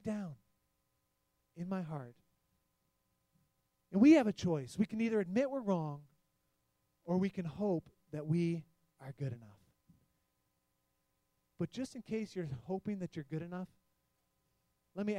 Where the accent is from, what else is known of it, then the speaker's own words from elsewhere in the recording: Detroit, Michigan, United States; We're in Michigan. I grew up in the Detroit area.